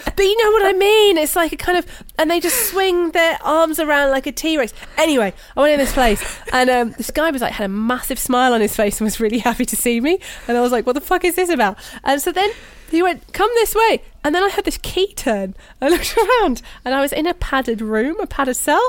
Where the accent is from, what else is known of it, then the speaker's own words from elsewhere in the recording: United Kingdom; I'm British